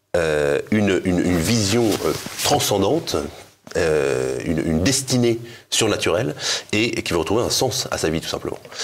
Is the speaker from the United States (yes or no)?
no; Breton, Brittany, France; je suis breton